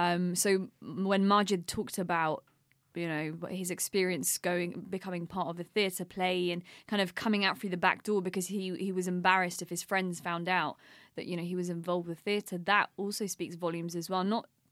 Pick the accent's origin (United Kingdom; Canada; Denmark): United Kingdom; I mean, I say this as a British Pakistani woman